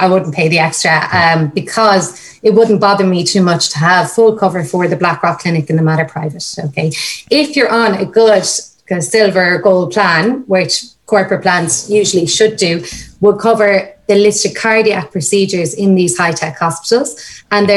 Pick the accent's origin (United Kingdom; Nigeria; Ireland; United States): Ireland; Limerick, Munster; moved away; I'm from Limerick originally.